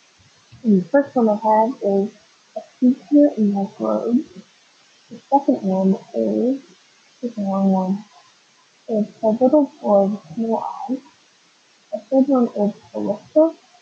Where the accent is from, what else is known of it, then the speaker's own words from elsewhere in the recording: La Crosse, Wisconsin, United States; a freshman in high school, my hometown of La Croix, Wisconsin, I was sleeping over at my friend Tom's house.